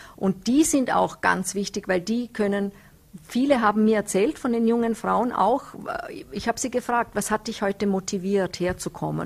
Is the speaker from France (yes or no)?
no; Nenzing, Vorarlberg, Austria; ich komme aus Nützeders, da sind die Berge rundherum